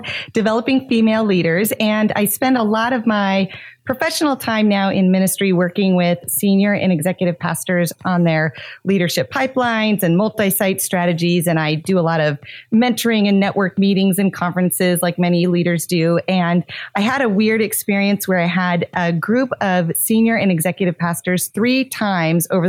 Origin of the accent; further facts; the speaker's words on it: Montana, United States; now in South Florida, United States; I grew up in Montana, but now I live in South Florida